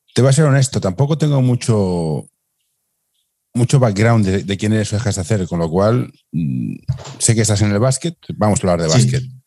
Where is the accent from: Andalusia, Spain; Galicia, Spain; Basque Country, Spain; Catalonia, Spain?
Catalonia, Spain; Barcelona; Yo soy de Barcelona